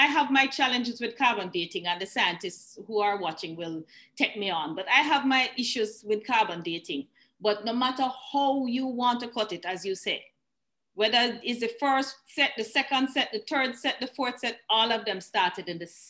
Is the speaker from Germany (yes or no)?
no; Jamaica; being Jamaican